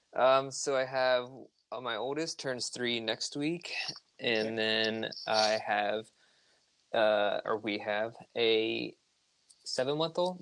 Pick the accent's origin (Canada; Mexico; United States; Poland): United States; Hershey, Pennsylvania; moved away as an adult; now in Baltimore, United States; I'm originally from Hershey, Pennsylvania. I've lived in Baltimore for the last eight years